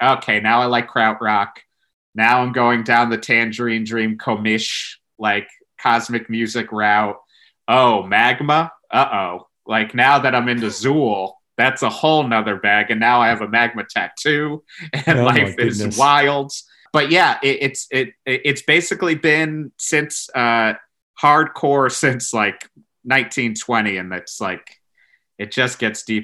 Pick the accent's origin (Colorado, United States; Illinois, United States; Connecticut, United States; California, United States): Connecticut, United States; moved away as an adult; also born or lived in New York; growing up in Connecticut, you're inundated with classic rock